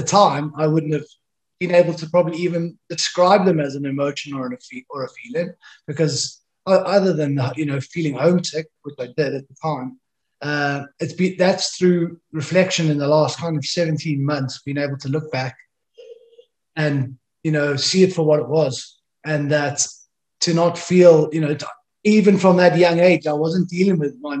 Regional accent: South Africa; moved away as an adult; also born or lived in Wales; I was born in South Africa, started my journey, came from a working class family, very outdoorsy

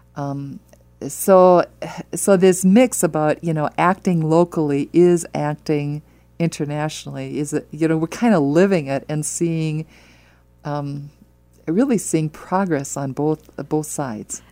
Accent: Wisconsin, United States; now in Omaha, United States; I'm from Wisconsin

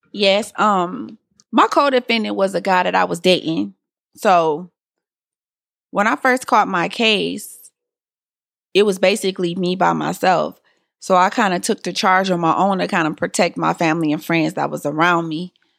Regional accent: Detroit, Michigan, United States; I was born and raised in Detroit

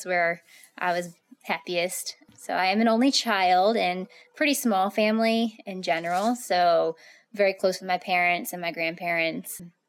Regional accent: Front Royal, Virginia, United States; So I'm from Virginia. So Virginia Happy Trails Running Club was a big thing in our area. I lived in Front Royal. My parents are still there. So base of the Shenandoah Mountain

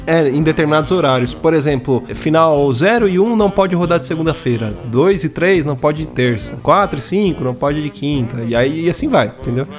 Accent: São Paulo, Brazil; eu que sou paulista

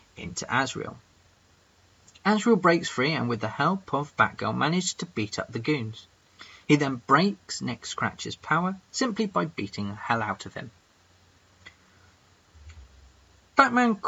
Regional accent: England, United Kingdom; I'm that English guy

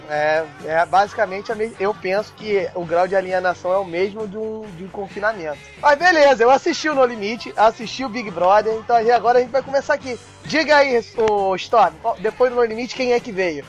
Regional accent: Brazil; nós somos brasileiros

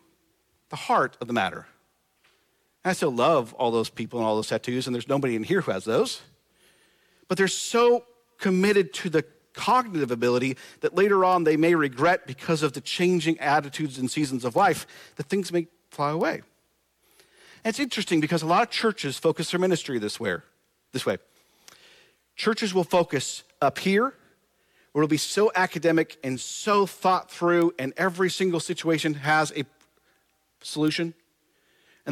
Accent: Nebraska, United States; moved away as an adult; This is my home state where I spent a little under 40 years of my life, where I was born, raised, graduated high school, did the whole thing

